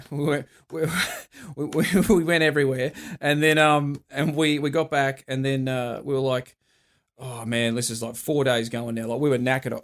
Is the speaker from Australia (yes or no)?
yes; Australia; we're from Australia.